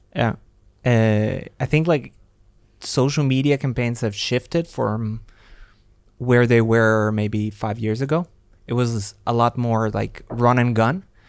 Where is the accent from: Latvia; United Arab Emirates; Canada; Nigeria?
Latvia; moved away; I am originally from Latvia